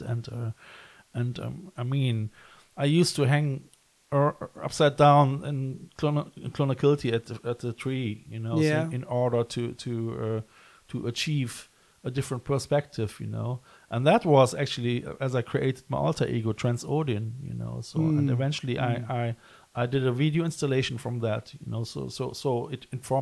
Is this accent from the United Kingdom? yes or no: no; Cologne, North Rhine-Westphalia, Germany; I come from Cologne, and it's very close to the myth of Odin and Nibelungensaga